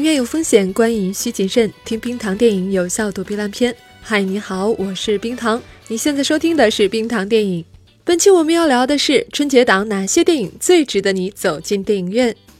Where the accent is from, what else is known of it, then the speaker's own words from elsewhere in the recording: China; 我们中国人